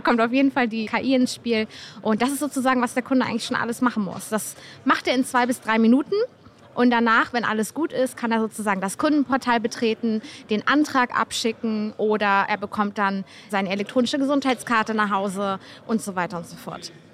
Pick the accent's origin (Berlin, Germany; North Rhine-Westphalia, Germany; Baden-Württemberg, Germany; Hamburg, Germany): Hamburg, Germany; ich komme aus Hamburg und ich arbeite für NECT